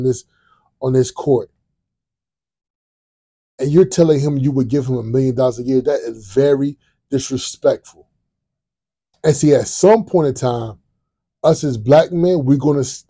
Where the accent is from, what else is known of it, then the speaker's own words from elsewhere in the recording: Virginia, United States; I'm from Virginia. I was born and raised in Virginia.